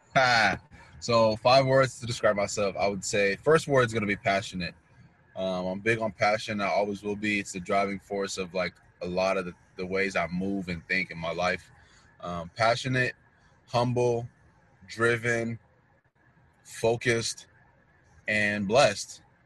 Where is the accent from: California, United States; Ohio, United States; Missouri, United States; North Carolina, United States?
Missouri, United States; North Kansas City; also born or lived in Queens, New York; I was born in Queens, New York, and um, along in my life, I would say maybe after a year or so, we came to Kansas City, and I've been I spent most of my life in Can- in North Kansas City, Missouri